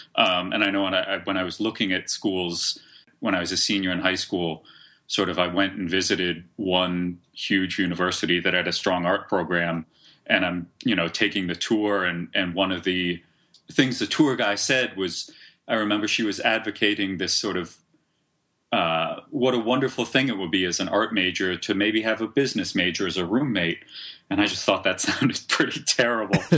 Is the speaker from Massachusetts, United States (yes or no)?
yes; Cambridge, Massachusetts, United States; I grew up in Cambridge, Massachusetts, which is just across the river from Boston